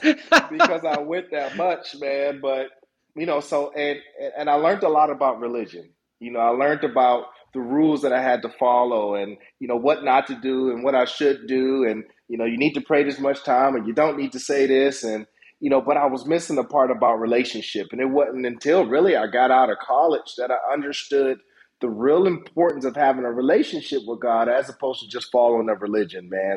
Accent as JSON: {"language": "English", "town": "Youngstown", "region": "Ohio", "country": "United States", "tie": "born or raised there", "said": "I grew up in Youngstown, Ohio, went to Youngstown City School"}